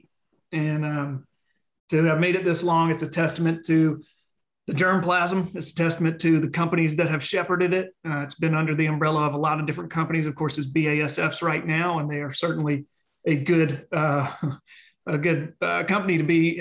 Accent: Leland, Mississippi, United States; I was a partial host because everybody was in my hometown

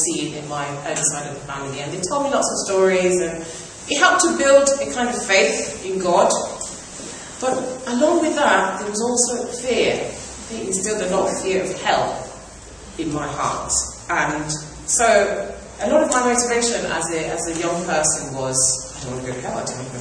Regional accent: Nigeria; moved away as an adult; now in England; I grew up in Nigeria

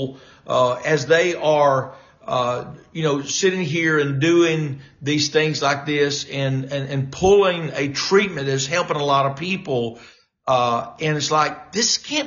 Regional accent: Louisiana, United States; I was raised up in Louisiana

